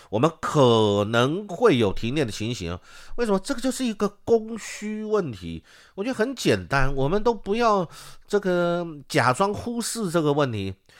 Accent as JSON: {"language": "Chinese", "country": "Taiwan"}